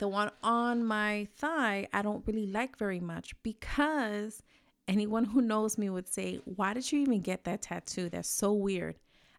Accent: New York, United States; I'm from New York. You know how it is. We talk with our hands.

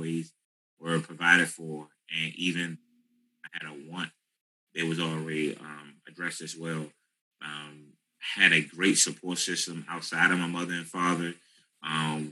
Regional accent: Washington, District of Columbia, United States; also born or lived in Capitol Heights, Maryland; Initially born and raised in Southeast DC off Atlantic and Livingston Road.

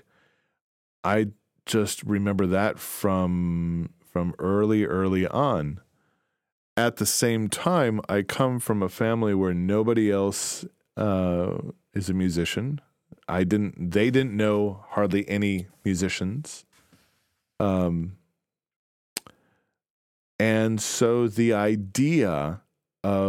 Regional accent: DeKalb, Illinois, United States; I grew up in DeKalb, Illinois

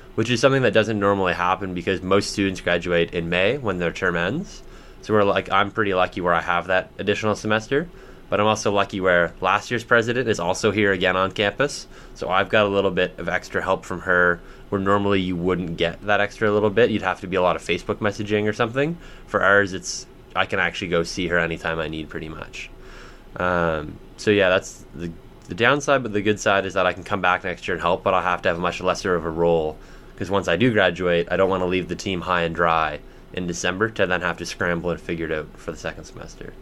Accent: Bedford, Nova Scotia, Canada; I grew up in Bedford, just outside of Halifax.

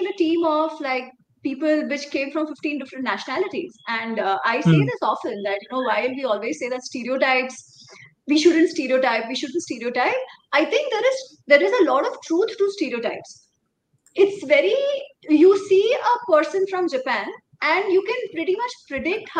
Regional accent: India; I'm an Indian, because I'm a Hindu

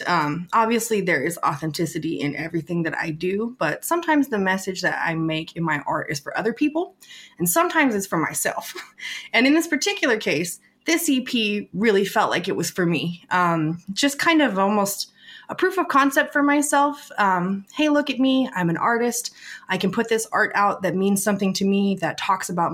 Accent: West Coast, United States; I grew up on the West Coast in the 90s

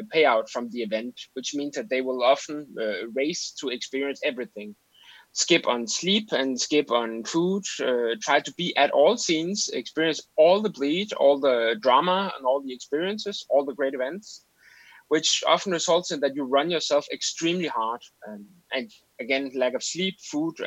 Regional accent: Denmark; from Denmark, 34 years old.

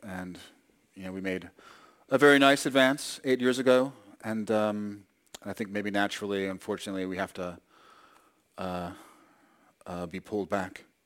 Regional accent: New York, United States; I grew up in New York

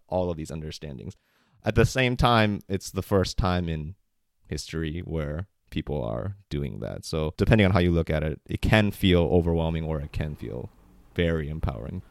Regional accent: United States; as a Korean American growing up in America

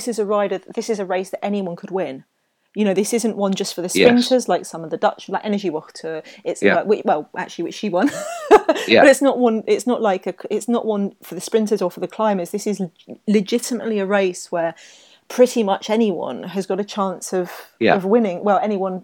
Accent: United Kingdom; I'm British.

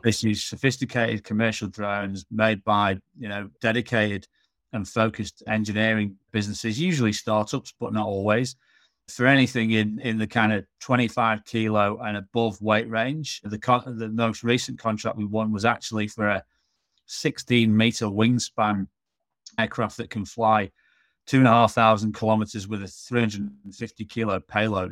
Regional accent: Manchester, North West England, United Kingdom; moved away as an adult; also born or lived in Hull; now in Australia; born and raised in Manchester

